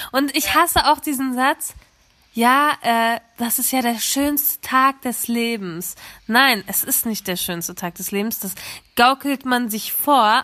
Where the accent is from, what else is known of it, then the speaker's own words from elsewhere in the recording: Germany; ich bin zwar in Deutschland geboren